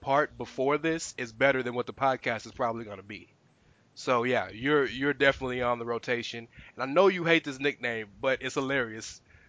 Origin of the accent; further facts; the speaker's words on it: the South, United States; technically, we're all from the South. All three of us.